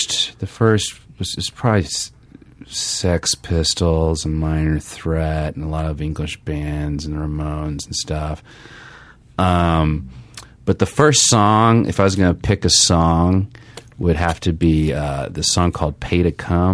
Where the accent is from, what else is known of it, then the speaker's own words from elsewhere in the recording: Little Rock, Arkansas, United States; moved away as an adult; also born or lived in Amherst, Massachusetts; I'm from Arkansas.